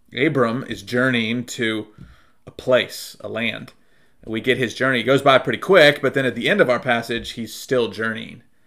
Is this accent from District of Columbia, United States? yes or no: no; Durham, North Carolina, United States; moved away; also born or lived in Charlotte; growing up in Durham